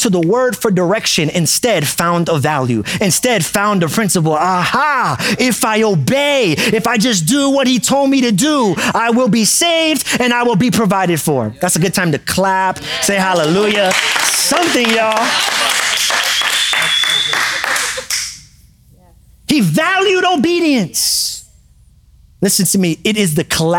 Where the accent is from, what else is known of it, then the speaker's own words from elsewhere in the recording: New York City, New York, United States; I grew up in New York City